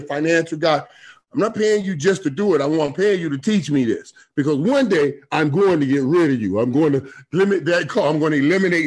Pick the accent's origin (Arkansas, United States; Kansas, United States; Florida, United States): Florida, United States; I'm a brother from Florida.